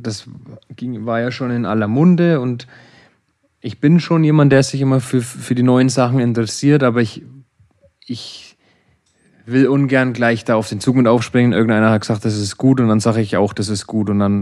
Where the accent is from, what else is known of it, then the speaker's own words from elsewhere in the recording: Germany; Bei uns in Deutschland